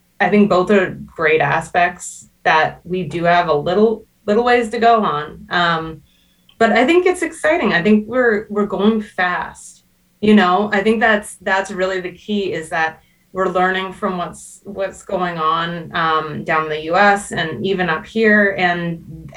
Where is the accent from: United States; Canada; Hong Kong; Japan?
Canada